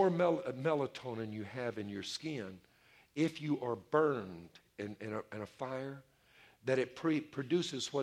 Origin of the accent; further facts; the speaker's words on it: Louisiana, United States; my home state of Louisiana